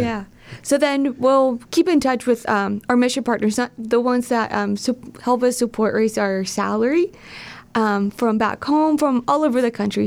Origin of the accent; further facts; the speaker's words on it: Southern California, United States; also born or lived in Steubenville, Ohio / Toledo, Ohio; now in Cleveland, United States; I'm from Southern California, but I consider myself a Midwestern girl at heart.